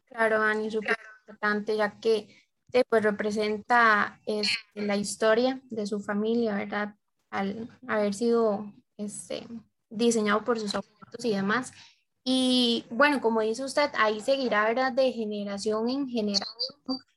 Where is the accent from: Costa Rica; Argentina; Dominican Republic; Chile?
Costa Rica; nuestra cultura costarricense